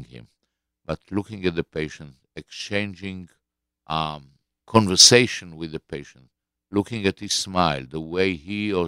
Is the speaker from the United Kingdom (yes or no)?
no; Israel; When I was born in Israel of 1948, 5 weeks after the declaration of statehood